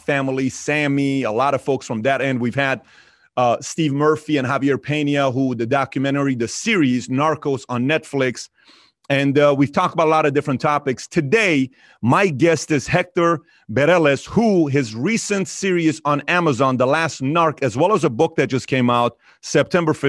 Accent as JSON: {"language": "English", "country": "Iran", "moved": "yes", "said": "I'm from Iran"}